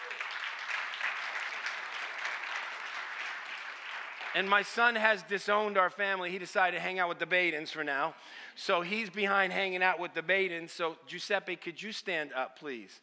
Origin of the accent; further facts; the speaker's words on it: Stamford, Connecticut, United States; first language Italian; English is a second language; I grew up in Stamford, Connecticut.